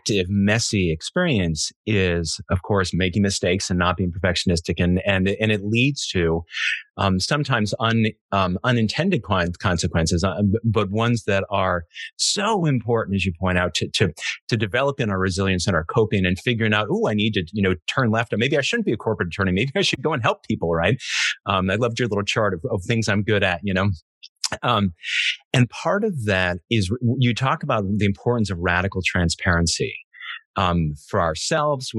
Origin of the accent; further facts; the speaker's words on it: Connecticut, United States; I'm from Connecticut